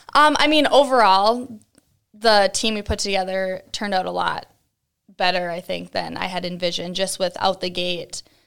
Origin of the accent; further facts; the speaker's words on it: Cold Spring, Minnesota, United States; moved away as an adult; also born or lived in Columbia Heights, Minnesota; now in Buffalo, United States; I was born in Cold Spring, so, like, up by Saint Cloud